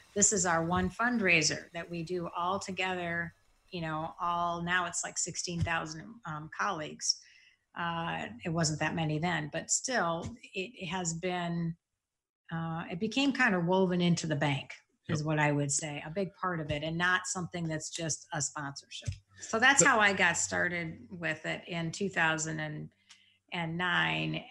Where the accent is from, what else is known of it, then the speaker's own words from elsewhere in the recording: East Lansing, Michigan, United States; I grew up in Lansing, East Lansing, Michigan, so right outside Michigan State.